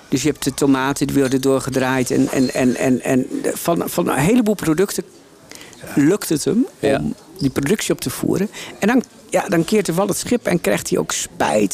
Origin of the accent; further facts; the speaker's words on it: Drenthe, Netherlands; ik ben opgegroeid in Drenthe